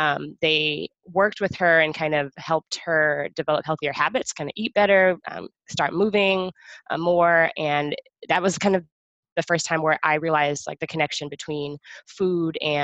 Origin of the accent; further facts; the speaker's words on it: Texas, United States; moved away as an adult; also born or lived in San Antonio / Houston; now in Boston, United States; I'm from Texas, as you just said. My family's in San Antonio, but I spent, I guess, the last like 10 years of my life until moving to Boston in Houston. So that's what I call home